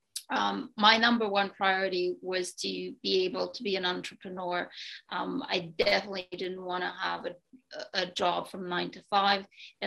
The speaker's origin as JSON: {"language": "English", "country": "Romania", "tie": "born or raised there", "moved": "as an adult", "lives_now": "Canada", "said": "I grew up in Romania"}